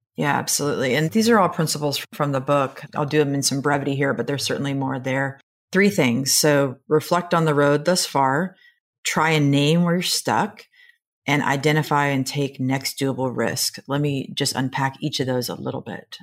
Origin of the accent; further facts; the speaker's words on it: Nebraska, United States; I am from Nebraska, and so we speak in a lot of farm metaphors